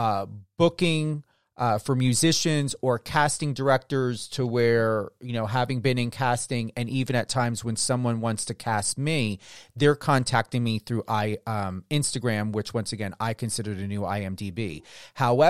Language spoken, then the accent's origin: English; New Jersey, United States; I'm from New Jersey.